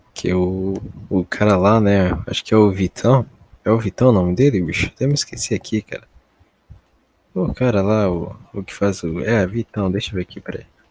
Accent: Brazil; eu como brasileiro

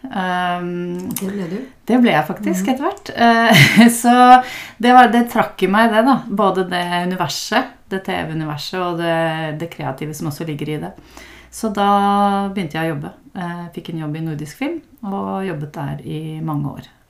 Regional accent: Hole, Buskerud, Norway; jeg vokste opp eh, ved Tyrfjorden

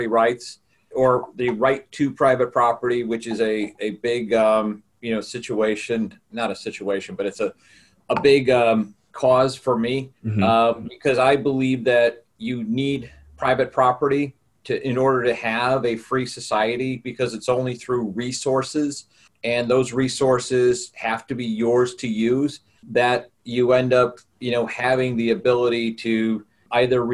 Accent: Chicago, Illinois, United States; I'm from Chicago, Illinois in the U.S.

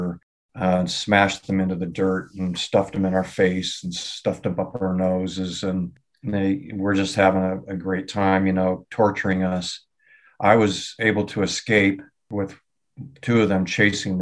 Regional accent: southeast of Seattle, Washington, United States; also born or lived in Detroit Lakes, Minnesota; I grew up in a family eventually of seven children, and obviously steel worker, blue collar neighborhood, southeast of Seattle, pretty tough neighborhood

